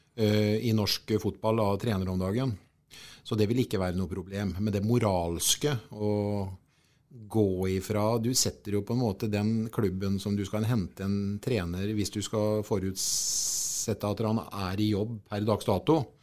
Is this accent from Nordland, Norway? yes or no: no; Sarpsborg, Østfold, Norway; vi kommer ifra Sarpsborg